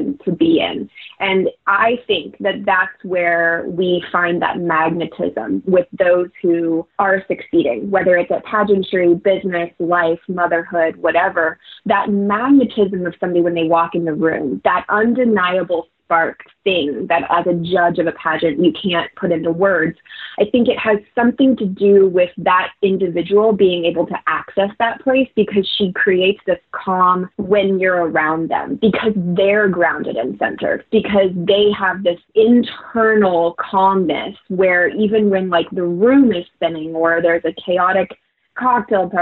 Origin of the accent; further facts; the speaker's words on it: Florida, United States; my hometown